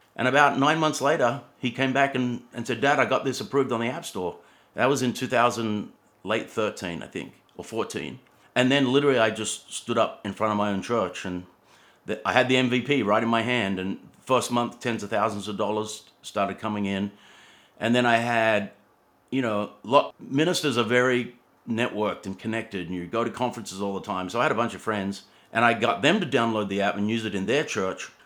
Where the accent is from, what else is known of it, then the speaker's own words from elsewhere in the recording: Sydney, New South Wales, Australia; moved away as an adult; also born or lived in Atlanta, Georgia; I was born in Australia actually, and you know, grew up in Sydney surfing